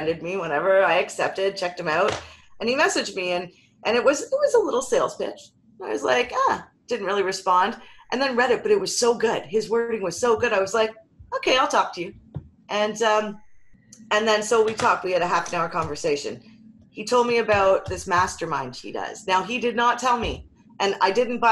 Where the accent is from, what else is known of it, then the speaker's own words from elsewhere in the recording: Canada; We're Canadian